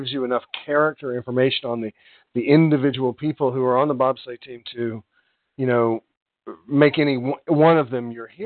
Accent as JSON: {"language": "English", "country": "United States", "said": "I'm an American"}